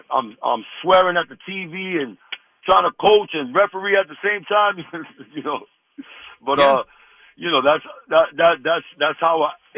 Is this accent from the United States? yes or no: yes; New York, United States; also born or lived in Jersey City, New Jersey, United States; I was born in Jersey City, but I grew up in New York, you know?